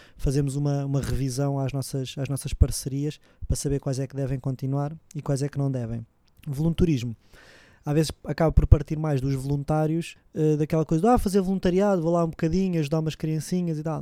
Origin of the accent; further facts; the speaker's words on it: Lisbon, Portugal; sou aqui de Lisboa